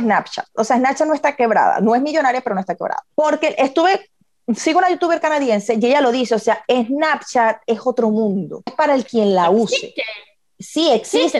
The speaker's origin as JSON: {"language": "Spanish", "country": "Venezuela", "moved": "yes", "said": "nosotros como venezolanos, que seguimos noticias, que queremos ver qué es lo que sucede en nuestro país, porque hay personas queridas que viven todavía allá"}